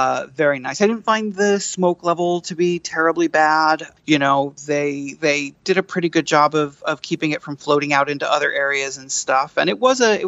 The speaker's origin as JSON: {"language": "English", "region": "New York", "country": "United States", "said": "I'm basically a New Yorker"}